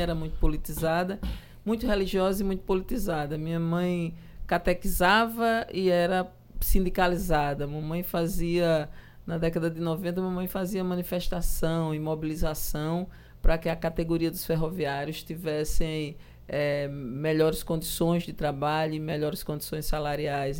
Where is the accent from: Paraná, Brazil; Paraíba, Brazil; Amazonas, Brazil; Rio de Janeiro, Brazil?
Paraíba, Brazil; João Pessoa; also born or lived in Cabedelo; Eu nasci ali em Jaguaribe, na maternidade.